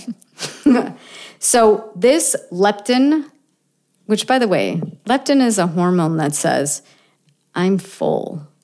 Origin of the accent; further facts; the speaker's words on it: Buffalo, New York, United States; I'm from Buffalo, right? Buffalo, New York.